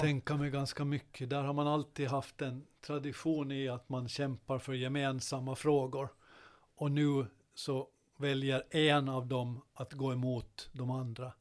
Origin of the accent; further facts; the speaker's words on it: Godby, Åland Islands; under min uppväxt i Godby